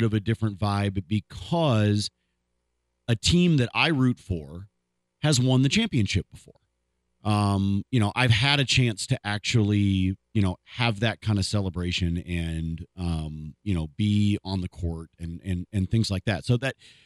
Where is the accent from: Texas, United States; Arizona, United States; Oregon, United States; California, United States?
Oregon, United States; moved away as an adult; now in Colorado, United States; I got here in January of 2010. I grew up in Oregon